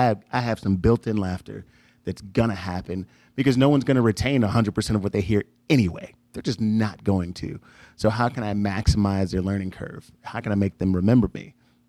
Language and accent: English; Chicago, Illinois, United States; now in Texas, United States; when I moved from Chicago to Texas, Southwest Texas. We did a road trip and he said, why are you leaving? Why do you want to go? And have me write an effort list. So every time I thought about coming back home